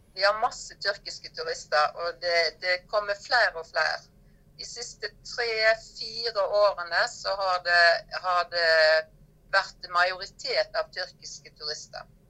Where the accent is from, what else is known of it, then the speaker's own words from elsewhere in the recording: Norway; moved away as an adult; now in Cappadocia, Turkey; jobba hjemme i Norge